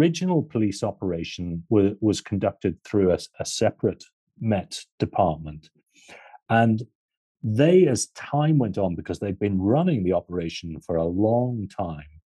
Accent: Ireland; I'm Irish

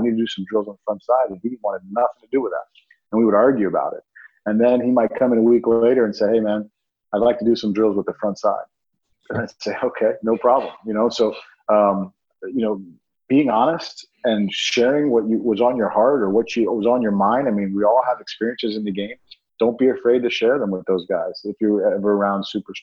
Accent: Miami, Florida, United States; I grew up in Miami

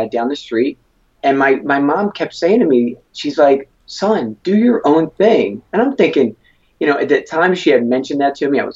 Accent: Philadelphia, Pennsylvania, United States; born and raised in Philadelphia over 39 years

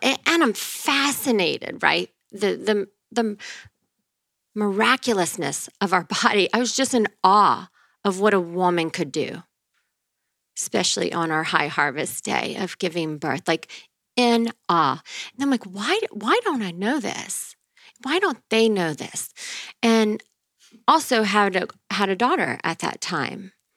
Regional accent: northern Louisiana, United States; moved away; I'm from um, Louisiana, Louisiana.

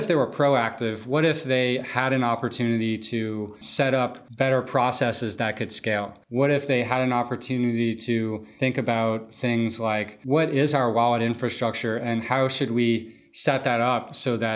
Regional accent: New Orleans, Louisiana, United States; moved away; I'm from New Orleans, where I had started this business pre-Katrina

